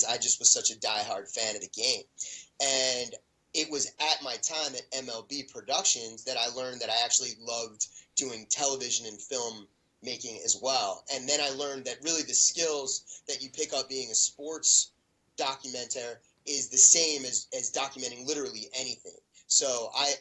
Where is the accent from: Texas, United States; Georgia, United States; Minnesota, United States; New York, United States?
New York, United States; Baldwin; I grew up in Baldwin